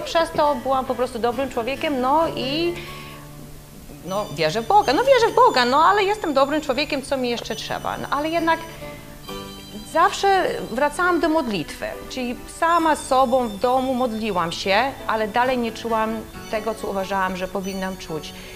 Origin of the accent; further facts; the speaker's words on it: Poland; będąc w Polsce